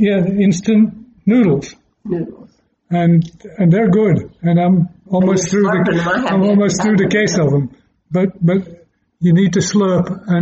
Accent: Yorkshire and the Humber, United Kingdom; moved away; also born or lived in London; I'm from Yorkshire, where the pudding comes from. I lived in London in an era that became called the swinging 60s.

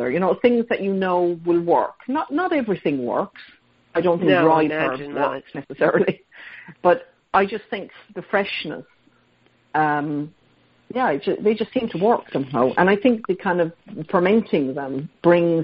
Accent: Ireland; moved away; partly growing up in Ireland because we'd have abundances of blackberries or plums or pears

